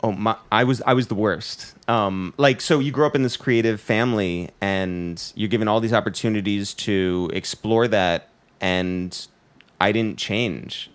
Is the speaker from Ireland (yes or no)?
no; Harrison, New York, United States; we're from Harrison.